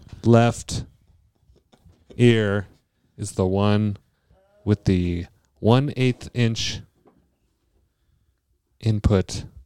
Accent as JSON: {"language": "English", "town": "Seattle", "region": "Washington", "country": "United States", "said": "I'm from Seattle."}